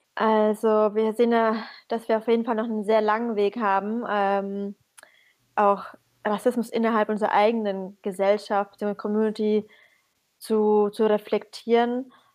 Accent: Syria; moved away; ich bin aus Syrien

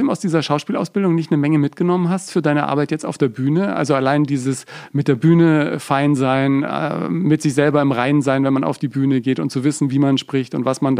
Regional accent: Bavaria, Germany; accent: Franconian; Die hat mir meinen ganzen fränkischen Dialekt rausgeknechtet und das war natürlich auch

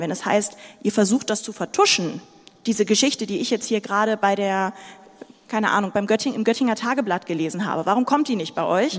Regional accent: Sudan; now in Germany; Ich bin nicht in Deutschland geboren, ich bin im Sudan geboren

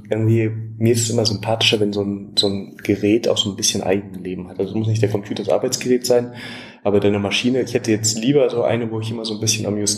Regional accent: Göttingen, Lower Saxony, Germany; now in Munich, Germany; wohne hier, aber ja. ich komme aus Göttingen. Wahrscheinlich hat es jetzt schon abgefärbt so ein bisschen.

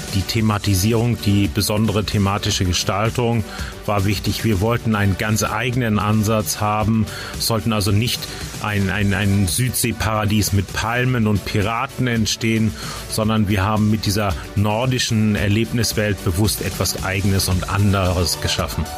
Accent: Flensburg, Schleswig-Holstein, Germany; moved away as an adult; now in Rust, Germany; Ich bin gebürtiger Flensburger

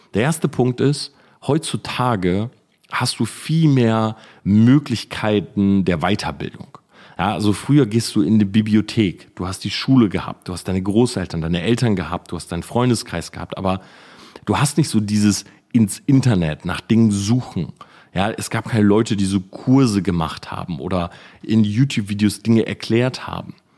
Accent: Delmhorst, Lower Saxony, Germany; ich komme ja aus Delmhorst, aber nebendran ist so Sandhausen, Wildeshausen und so

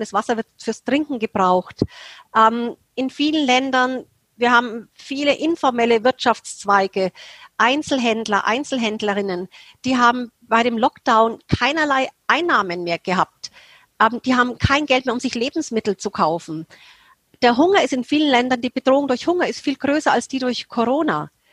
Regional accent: Germany; Als Deutsche

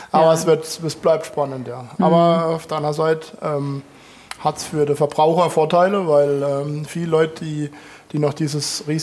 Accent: Rhineland-Palatinate, Germany; da kaufe ich lieber was weiterhin aus Frankreich, als dass ich mir die Mühe gebe und, und pflanze Syrah bei uns in der Pfalz.

